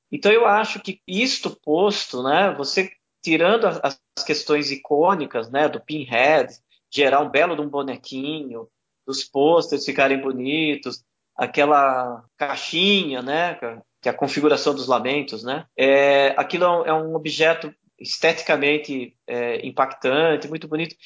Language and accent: Portuguese; Brazil; a gente, né, brasileiro